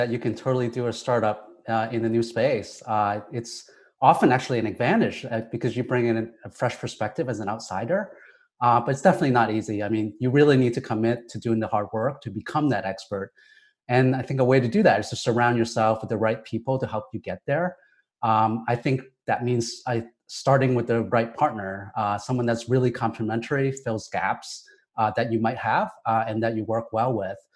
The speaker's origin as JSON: {"language": "English", "region": "Ohio", "country": "United States", "tie": "born or raised there", "also_born_or_lived": "Hong Kong", "said": "Um, I grew up in Hong Kong and Ohio, so two places that couldn't be more different."}